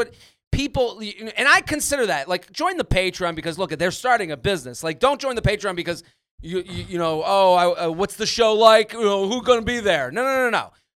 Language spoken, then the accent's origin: English; Boston, Massachusetts, United States; I'm from New England. I'm from Boston.